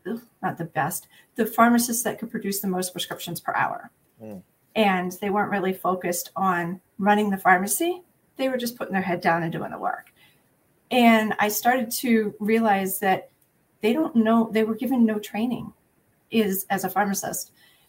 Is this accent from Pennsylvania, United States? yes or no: yes; Pennsylvania, United States; also born or lived in New Hampshire; So I grew up outside Philadelphia.